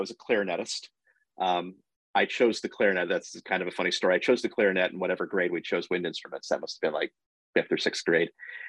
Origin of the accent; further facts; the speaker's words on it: Platteville, Wisconsin, United States; moved away; I grew up in Platteville, Wisconsin.